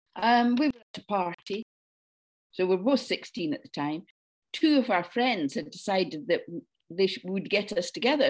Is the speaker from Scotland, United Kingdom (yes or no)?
yes; Dundee, Scotland, United Kingdom; I grew up in Dundee on the east coast of Scotland.